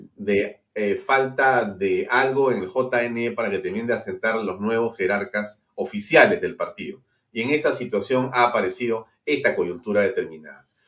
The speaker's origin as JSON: {"language": "Spanish", "country": "Peru", "said": "nosotros buscamos como peruanos"}